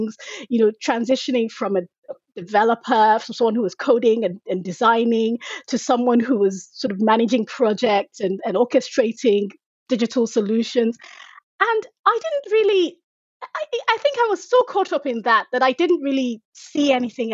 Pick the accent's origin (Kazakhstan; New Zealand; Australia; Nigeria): Nigeria; moved away as an adult; also born or lived in United Kingdom; now in Dallas, United States; I was actually born and raised in Nigeria, and I schooled in Nigeria as well.